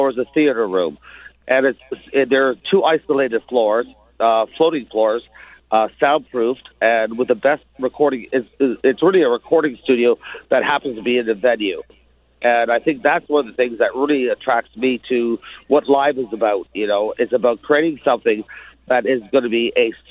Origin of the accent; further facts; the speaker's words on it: Toronto, Ontario, Canada; growing up on Yonge Street myself